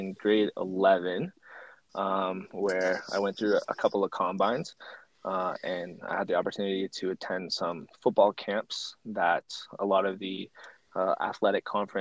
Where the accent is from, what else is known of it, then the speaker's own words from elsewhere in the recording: New Brunswick, Canada; also born or lived in Alberta; I grew up in New Brunswick